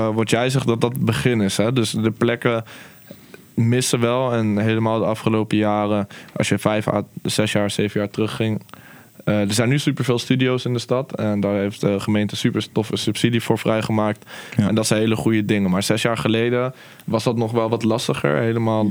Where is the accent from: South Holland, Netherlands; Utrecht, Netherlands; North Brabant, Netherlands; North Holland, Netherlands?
Utrecht, Netherlands; ik ben gewoon een Nederlander hier opgegroeid